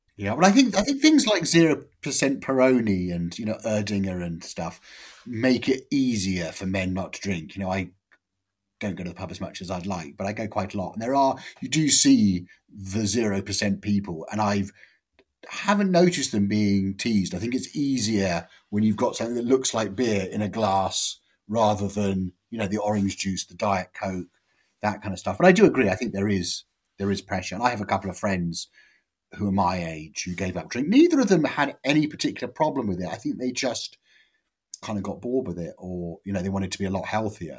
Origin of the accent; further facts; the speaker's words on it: Amersham, South East England, United Kingdom; I'm from Amersham